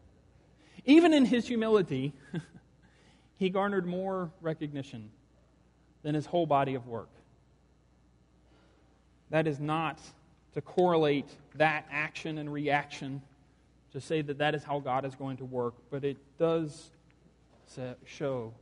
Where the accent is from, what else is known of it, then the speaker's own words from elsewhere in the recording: the South, United States; I am a white guy from the South